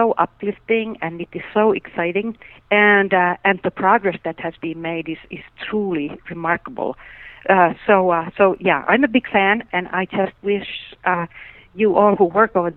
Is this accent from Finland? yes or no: yes; Finland; moved away; I grew up in Finland